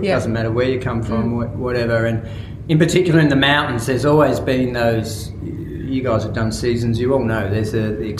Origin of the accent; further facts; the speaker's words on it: Melbourne, Victoria, Australia; I grew up in Melbourne